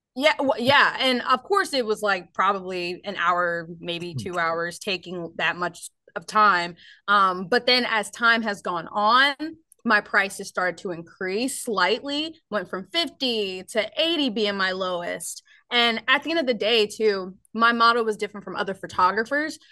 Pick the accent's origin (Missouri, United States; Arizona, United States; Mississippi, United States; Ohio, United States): Ohio, United States; moved away as an adult; now in Nashville, United States; I actually originally um, am from Ohio.